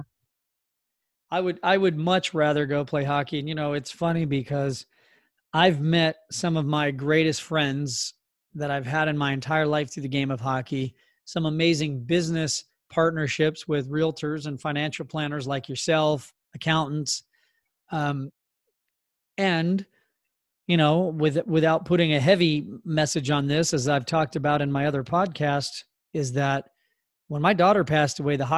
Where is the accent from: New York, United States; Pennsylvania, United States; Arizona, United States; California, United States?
California, United States; Southern; also born or lived in New Jersey; we moved out here when I was a kid